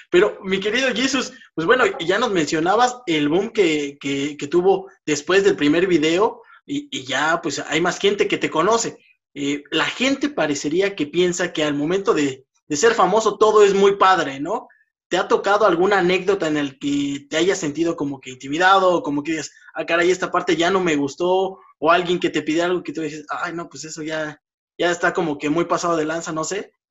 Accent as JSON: {"language": "Spanish", "region": "Hidalgo", "country": "Mexico", "said": "yo soy de Hidalgo también"}